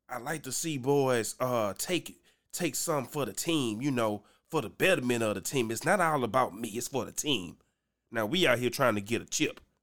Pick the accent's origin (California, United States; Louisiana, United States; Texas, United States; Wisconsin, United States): Louisiana, United States; I'm from Louisiana